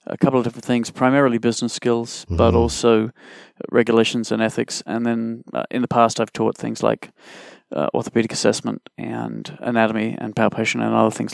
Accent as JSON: {"language": "English", "country": "Australia", "tie": "born or raised there", "also_born_or_lived": "Canada", "moved": "as an adult", "lives_now": "Toronto, Canada", "said": "I was born in Australia, but I've lived in Canada over half my life. I've been here 29 years"}